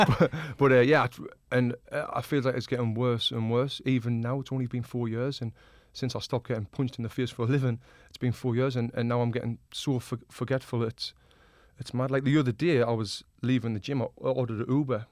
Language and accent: English; the north of England, United Kingdom; now in Los Angeles, United States; I'm from the north of England.